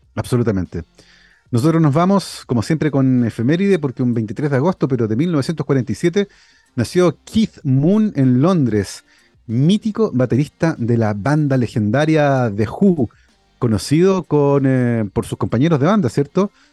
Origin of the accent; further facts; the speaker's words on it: Santiago, Santiago Metropolitan Region, Chile; crecí en Santiago en los 80